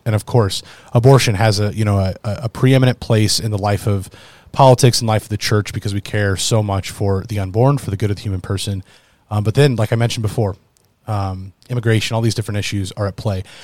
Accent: United States; especially as American citizens of the United States

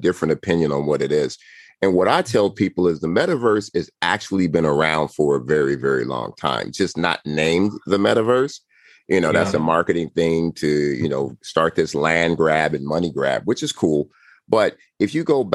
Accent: Compton, California, United States; born and raised in Compton

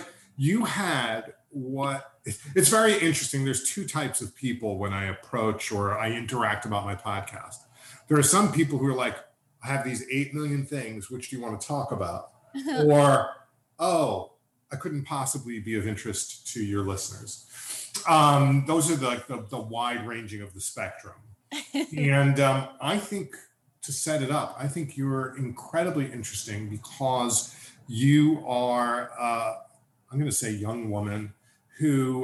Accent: New York City, New York, United States; also born or lived in Pennsylvania / Massachusetts; I'm one of the few native New Yorkers I know

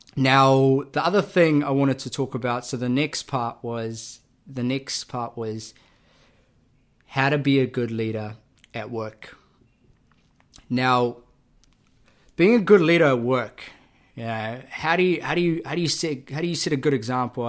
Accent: Auckland, New Zealand; also born or lived in Labasa, Fiji; was raised in South Auckland. Uh, I was born in Fiji, a rural Fijian village called Lumbasa

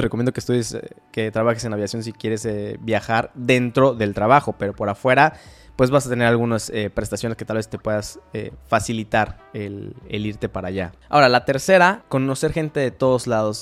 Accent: Mexico City, Mexico; moved away as an adult; also born or lived in Tijuana / United States; cuando llegué a Tijuana, que fue de la Ciudad de México

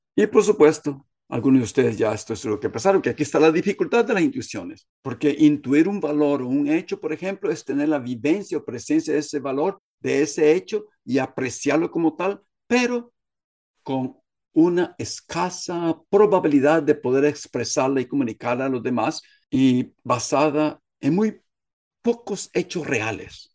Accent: Guatemala

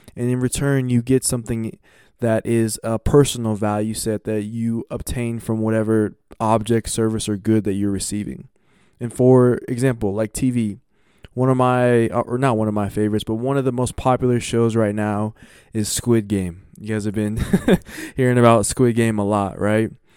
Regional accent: United States; as an American

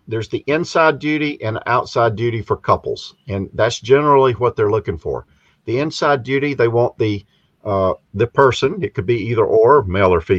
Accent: South Carolina, United States; moved away as an adult; also born or lived in Pennsylvania; I'm originally from South Carolina

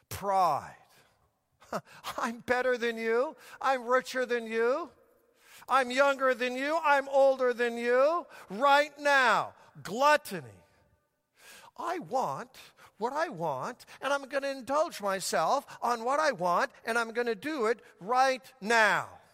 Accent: Denver, Colorado, United States; when I was just a little child growing up in Denver, Colorado

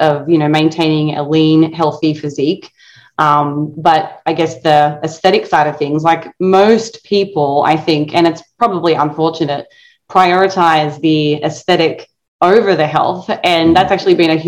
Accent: Tasmania, Australia; moved away; growing up in Australia

